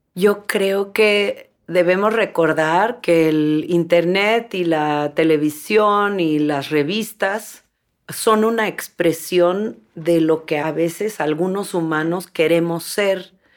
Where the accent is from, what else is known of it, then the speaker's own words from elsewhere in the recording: Mixteca region of Oaxaca, Mexico; moved away; yo venía de un pueblo muy humilde en donde la tierra se está erosionando y quería volver a mi tierra de origen, que es en la Mixteca de Oaxaca, en México